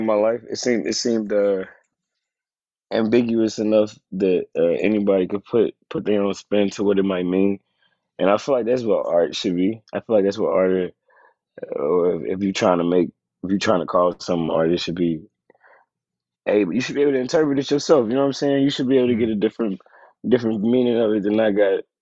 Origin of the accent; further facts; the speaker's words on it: Chattanooga, Tennessee, United States; I'm from Tennessee